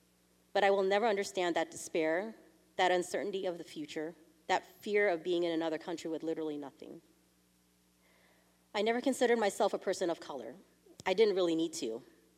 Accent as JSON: {"language": "English", "town": "San Jose", "region": "California", "country": "United States", "first_language": "Vietnamese", "second_language": "English", "said": "if you're wondering, where are you from? The answer is San Jose, California."}